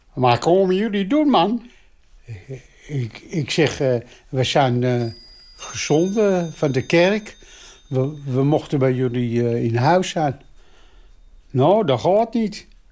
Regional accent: Amsterdam, North Holland, Netherlands; Ik ben geboren in Amsterdam.

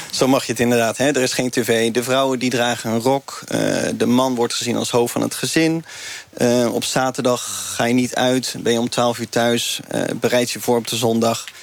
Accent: 's-Gravenzande, South Holland, Netherlands; vanaf mijn tienerjaren ben ik opgegroeid in de Gifmeerde gemeente in Schravenzanden. Voor die tijd waren mijn ouders een beetje aan het zwerven.

